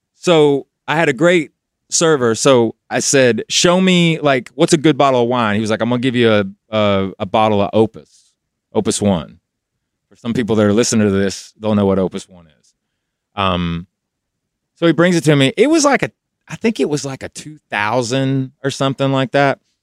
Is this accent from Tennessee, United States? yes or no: yes; Knoxville, Tennessee, United States; moved away as an adult; I was in Knoxville when I got signed, so we did all the work in Kno, so I was still home